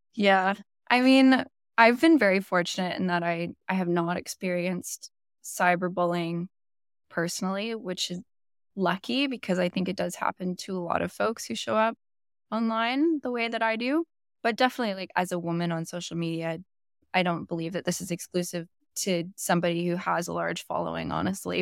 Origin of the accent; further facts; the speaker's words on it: Bowen Island, British Columbia, Canada; now in Vancouver, Canada; I grew up on a really small island called Bowen Island, which is just off of West Vancouver